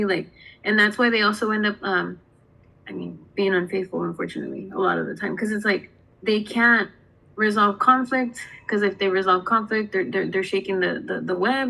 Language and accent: English; Southern California, United States; moved away; So for me, I came from Southern California. I'm Mexican-American. Everybody there is Mexican, Mexican-American for the most part, right?